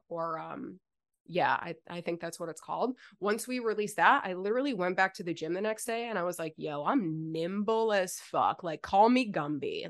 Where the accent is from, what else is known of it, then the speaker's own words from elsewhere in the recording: Buffalo, New York, United States; moved away as an adult; also born or lived in Virginia; now in South Carolina, United States; We moved from Buffalo to Virginia for a year